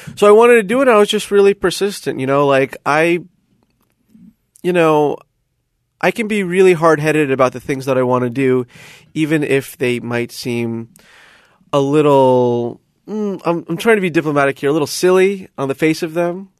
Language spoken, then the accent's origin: English; Coral Springs, Florida, United States; moved away as an adult; now in Shanghai, China; I am from a shitty little suburb called Coral Springs, Florida